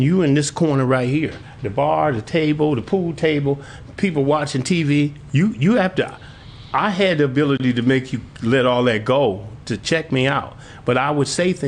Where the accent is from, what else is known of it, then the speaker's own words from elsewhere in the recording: Milwaukee, Wisconsin, United States; moved away as an adult; now in Oshkosh, United States; I'm from Milwaukee. I moved up to Oshkosh 27 years ago